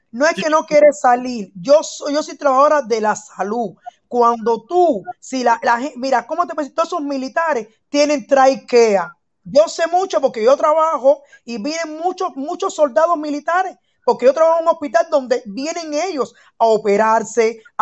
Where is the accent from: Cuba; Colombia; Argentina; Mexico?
Cuba; moved away as an adult; now in Germany; yo nací en Cuba, soy cubana, todo el mundo lo sabe, soy muy revolucionaria, ese es mi criterio, vivo en Alemania, no salí de Cuba por problemas de alimento ni nada